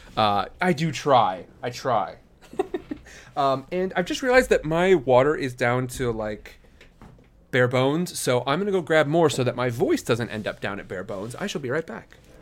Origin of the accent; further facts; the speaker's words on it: Midwest, United States; I grew up in the Midwest.